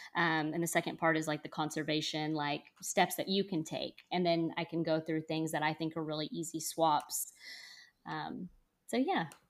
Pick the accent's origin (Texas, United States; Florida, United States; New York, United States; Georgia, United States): Texas, United States; North; also born or lived in Austin, Texas; I'm from Texas. I'm from a town in, in North Texas